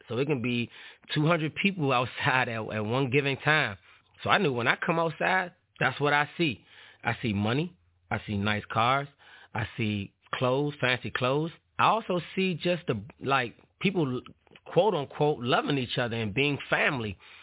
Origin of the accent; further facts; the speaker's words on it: Washington, District of Columbia, United States; growing up in Washington, D.C., neighborhood, it was called Paradise